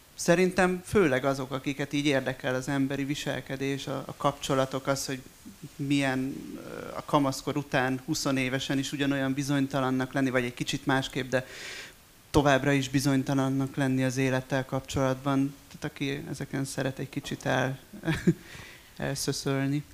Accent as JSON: {"language": "Hungarian", "area": "a town near Esztergom", "region": "Komárom-Esztergom", "country": "Hungary", "tie": "born or raised there", "also_born_or_lived": "Budapest", "moved": "yes", "said": "jellegében falu a mai napig, ugye Esztergom mellett. És hát én ebben nőttem föl"}